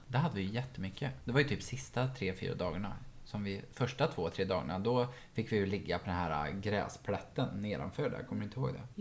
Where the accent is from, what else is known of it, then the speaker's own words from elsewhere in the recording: Ekshärad, Värmland, Sweden; moved away; från Ekshärad där jag är ifrån